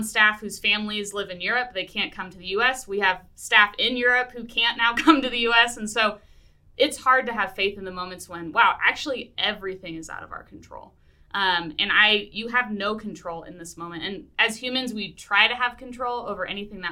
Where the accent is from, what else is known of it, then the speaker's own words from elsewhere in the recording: Seattle, Washington, United States; moved away; I'm from Seattle originally, so I get the Pacific Northwest